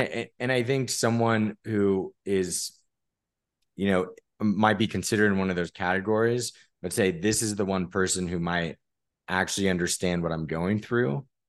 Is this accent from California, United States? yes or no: yes; San Diego, California, United States; I'm from San Diego